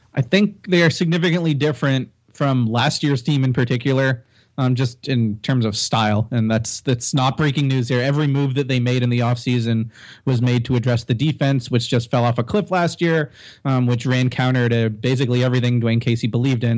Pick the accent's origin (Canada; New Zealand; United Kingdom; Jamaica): Canada; Toronto, Ontario; raised, not born, okay. but raised here